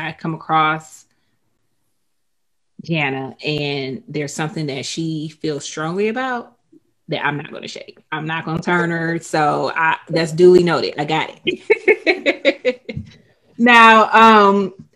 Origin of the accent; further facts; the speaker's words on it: Detroit, Michigan, United States; I'm from Motown